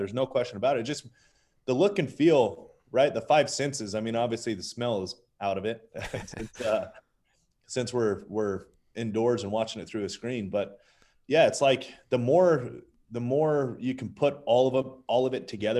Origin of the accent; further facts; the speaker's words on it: Las Vegas, Nevada, United States; So Vegas, if you stay on the local side, so like the really interesting thing about Vegas is you obviously have the strip.